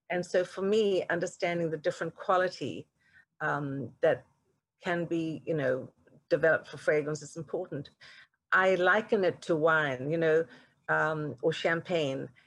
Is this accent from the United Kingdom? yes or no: no; South Africa; now in United States; Well, you know, if you'd have told me growing up in South Africa that one day I would have this incredible opportunity to really define the fragrance di- direction of this iconic corporate brand